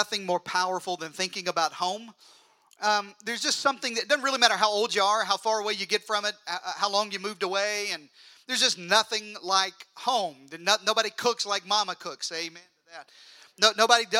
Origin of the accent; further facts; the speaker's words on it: Arkansas, United States; I'm from Arkansas